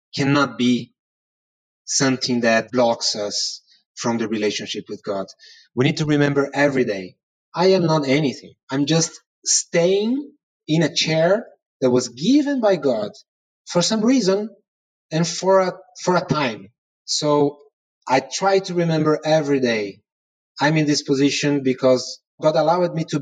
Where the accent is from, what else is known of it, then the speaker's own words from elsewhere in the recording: Brazil; I'm from Brazil